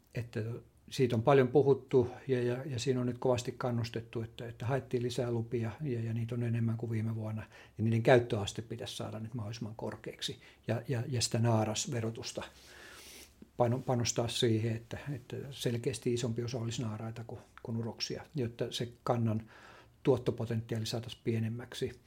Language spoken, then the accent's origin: Finnish; Lammi, Kanta-Häme, Finland; mä itse tulen Lammilta